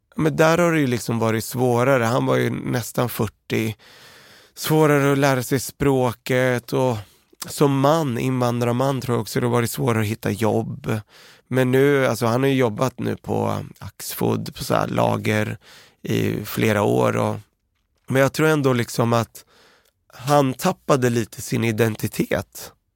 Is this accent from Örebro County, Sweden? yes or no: yes; Örebro, Örebro County, Sweden; also born or lived in Beirut, Lebanon; Vi växte upp i Örebro, eh, kom vi till, och i ett område som hette Oxhagen.